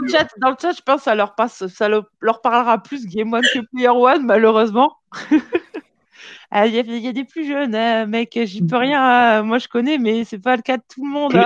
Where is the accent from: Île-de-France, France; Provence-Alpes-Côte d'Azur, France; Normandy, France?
Provence-Alpes-Côte d'Azur, France; Vaucluse; moved away as an adult; also born or lived in Marseille; now in Lyon, France; J'ai grandi dans le Vaucluse